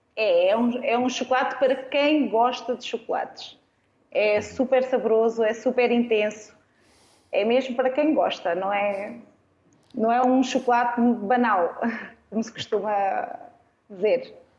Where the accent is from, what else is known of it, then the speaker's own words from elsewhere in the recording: Arganil, Centro, Portugal; moved away as an adult; also born or lived in Coimbra / Lisbon / Seixal; Eu sou natural de Arganil, eh, estudei em Coimbra